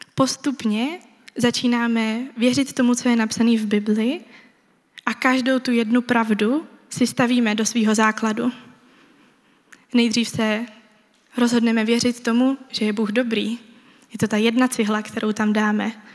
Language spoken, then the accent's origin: Czech; Czechia; Jako Češi